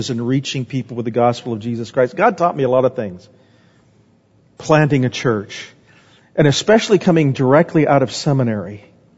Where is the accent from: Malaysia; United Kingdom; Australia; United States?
United States; Phoenix, Arizona; moved away; also born or lived in Omaha, Nebraska; I grew up in Phoenix.